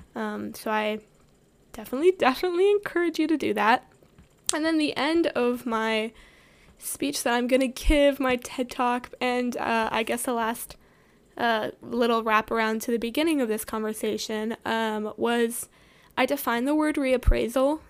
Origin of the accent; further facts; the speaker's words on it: the South, United States; growing up in the South